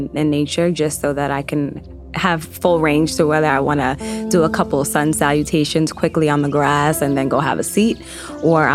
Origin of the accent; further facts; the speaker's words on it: Yonkers, New York, United States; growing up originally in Yonkers, I lived right off the Hudson River